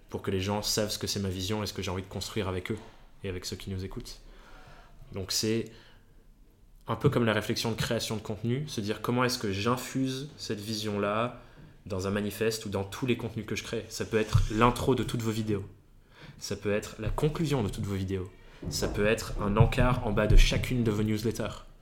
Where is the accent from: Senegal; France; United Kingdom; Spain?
United Kingdom; England; Je suis même pas italien, je suis anglais